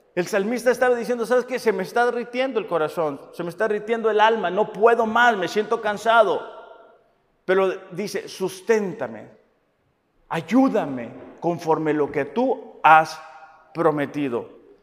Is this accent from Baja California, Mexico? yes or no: yes; Mexicali, Baja California, Mexico; yo que soy de Mexicali